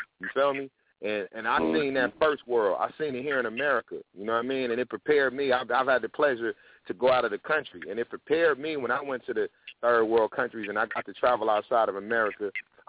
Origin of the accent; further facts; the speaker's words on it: Tennessee, United States; also born or lived in Detroit / New York / Atlanta; So it's people I grew up with in Tennessee, you know what I mean? It's people I grew up with. I lived in Detroit for a while, and New York, and Atlanta, and out here.